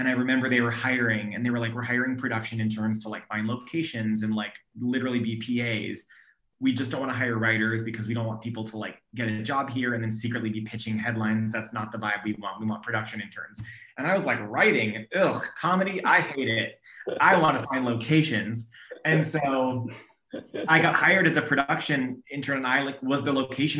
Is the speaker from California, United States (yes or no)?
yes; Sacramento, California, United States; also born or lived in Orange County, California; I grew up in Sacramento, and I went to school at UC Irvine in Orange County